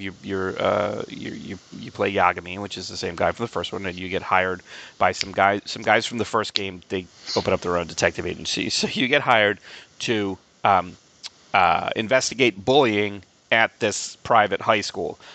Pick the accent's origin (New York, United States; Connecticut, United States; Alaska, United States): New York, United States; Albany; moved away; my hometown of Albany, New York